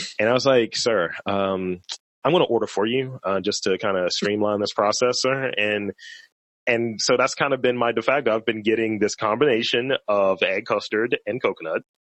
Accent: Baltimore, Maryland, United States; I've been here for forever for all 35 years

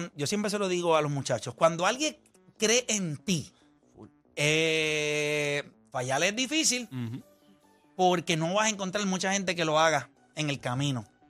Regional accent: Las Piedras, Puerto Rico; also born or lived in Humacao; yo soy de las piedras, eh, nací en Humacao

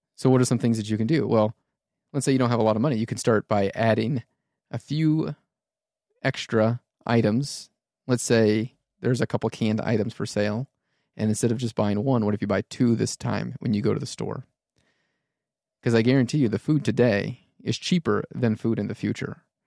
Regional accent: United States; being American

